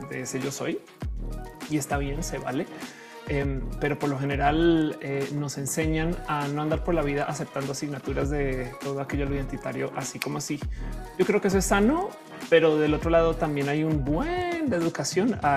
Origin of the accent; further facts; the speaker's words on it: Mexico; Hola, soy mexicana. este soy este eh, posgraduada.